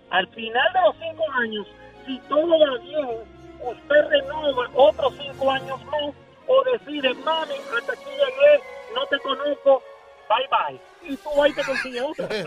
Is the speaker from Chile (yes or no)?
no; Dominican Republic; now in New York, United States; Dominicano, pero vivo aquí, en Dykeman. aquí en Nueva York.